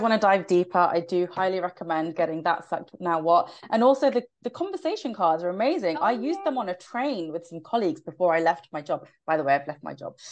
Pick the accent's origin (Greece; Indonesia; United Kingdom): United Kingdom; I'm quite a loud Brit